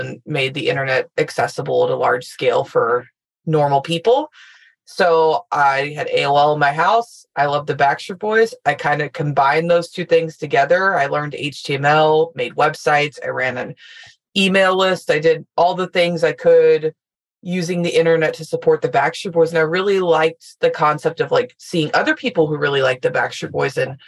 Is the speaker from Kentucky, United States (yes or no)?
yes; Louisville, Kentucky, United States; moved away as an adult; I'm from Louisville, Kentucky, got every local experience you could get